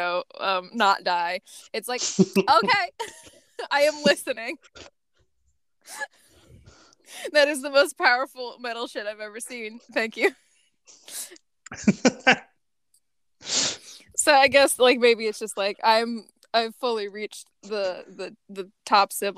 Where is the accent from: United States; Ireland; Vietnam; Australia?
United States; Midwest; I'm from the Midwest